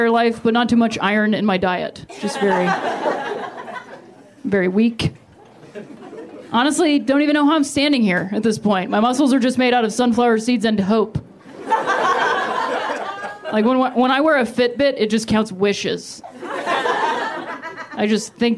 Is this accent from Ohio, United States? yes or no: yes; Ohio, United States; now in Los Angeles, United States; I'm from Ohio originally